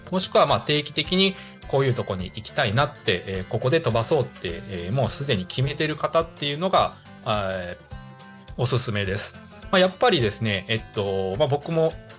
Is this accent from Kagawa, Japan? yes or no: yes; Higashikagawa, Kagawa, Japan; 香川県東かがわ市の僕の実家